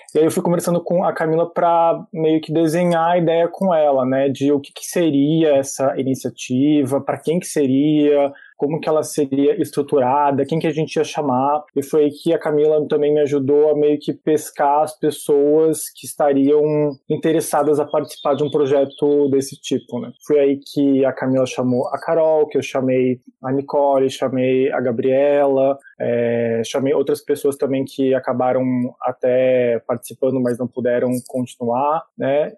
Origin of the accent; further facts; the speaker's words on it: Santa Catarina, Brazil; eu sou natural de Santa Catarina